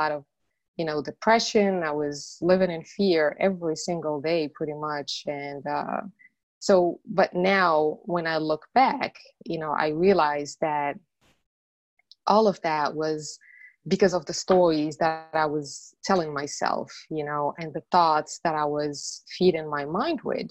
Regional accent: Morocco; English is a second language; moved away as an adult; now in United States; I was born and raised in Morocco. And after I moved from Morocco to the States, that was in 1998

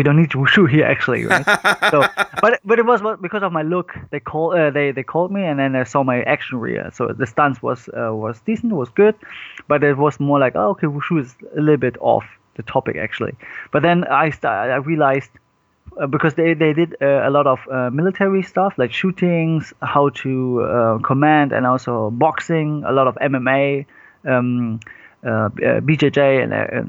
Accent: Cologne, North Rhine-Westphalia, Germany; I was born in Germany, but my parents moved when they was like 18, they moved to Germany. And I was born and raised in Germany.

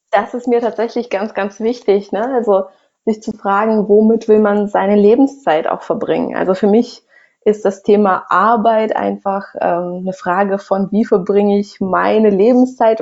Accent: Russia; moved away; ich bin in Russland äh, groß geworden

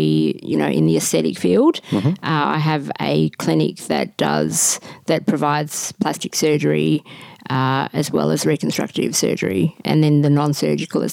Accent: Melbourne, Victoria, Australia; I'm originally from Melbourne

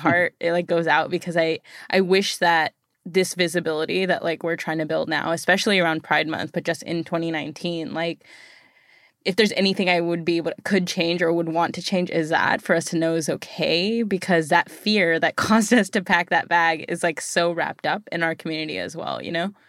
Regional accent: United States; being born here

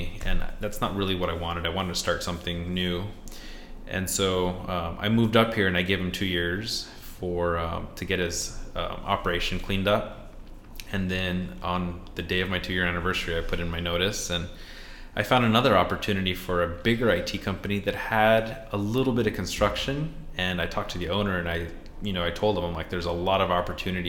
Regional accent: Phoenix, Arizona, United States; moved away as an adult; now in Seattle, United States; I grew up in Phoenix

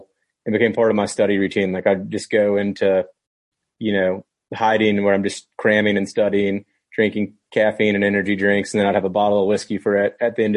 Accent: Tennessee, United States; we're from Tennessee

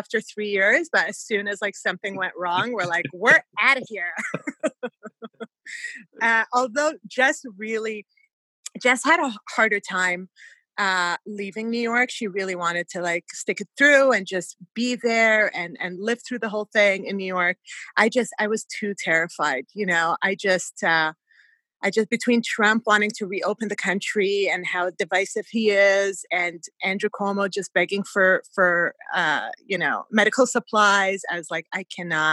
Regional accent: Canada; also born or lived in Kuwait / Montreal; we are Canadian

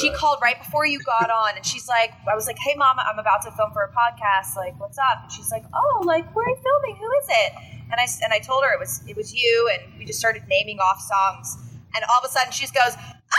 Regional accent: Huntington Beach, California, United States; moved away; I'm originally from Huntington Beach, California, actually.

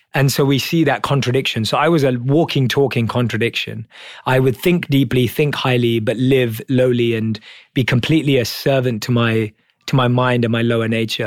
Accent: London, United Kingdom; So I was born and raised in London as a normal Indian kid.

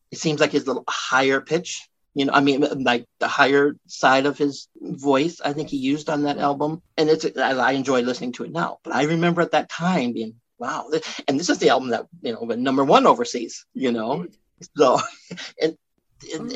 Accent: Iowa, United States; also born or lived in Miami, Florida; I was born in Miami, Miami, Florida, and we lived in Hialeah, which is like a suburb of Miami, till I was probably seven. You know, maybe the year I turned eight. You know, that's when they separated. But then once they separated, they decided my mom would move back here to Iowa

